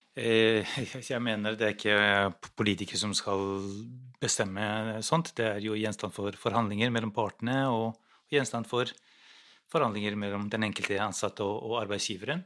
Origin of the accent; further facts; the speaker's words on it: Kosovo; now in Norway; Jeg kommer selv fra Kosovo